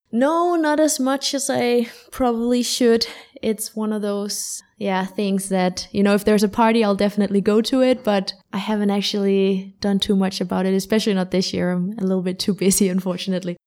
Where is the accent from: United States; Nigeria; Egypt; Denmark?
Denmark; also born or lived in London; I am from Denmark, born and raised in Denmark